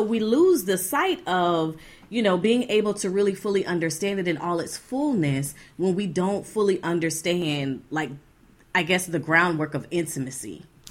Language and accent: English; Florida, United States; moved away; We were from Florida originally.